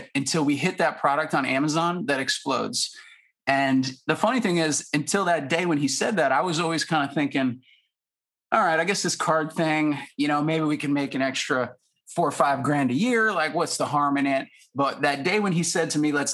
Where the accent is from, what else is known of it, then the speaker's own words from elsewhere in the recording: Syracuse, New York, United States; Lou and I, we went to high school together in Syracuse, New York.